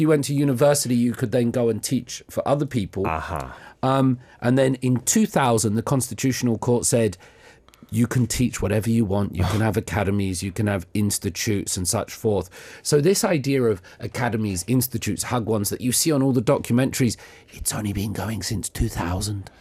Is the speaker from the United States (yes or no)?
no; England, United Kingdom; moved away as an adult; now in South Korea; No, I'm not American. I'm English.